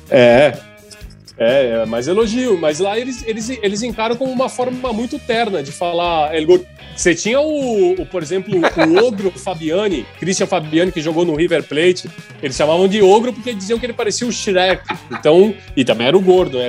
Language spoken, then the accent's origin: Portuguese; Brazil; sou do Brasil